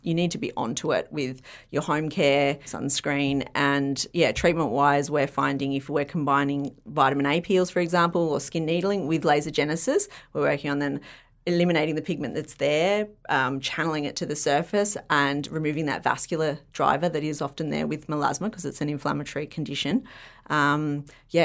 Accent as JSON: {"language": "English", "town": "Byron Bay", "region": "New South Wales", "country": "Australia", "tie": "born or raised there", "said": "growing up in Byron."}